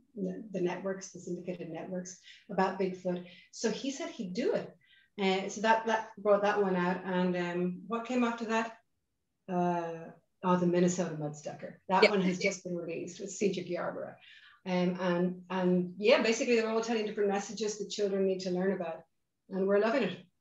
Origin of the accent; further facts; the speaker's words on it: Ireland; accent: Irish; also born or lived in Boston, United States; you can hear my accent. I'm Irish. In fact, hello from sunny Dublin in, in Ireland